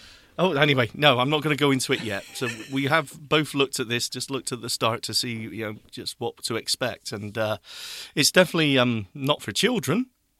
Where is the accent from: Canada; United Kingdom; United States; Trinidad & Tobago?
United Kingdom; Oh, we're so British, aren't we?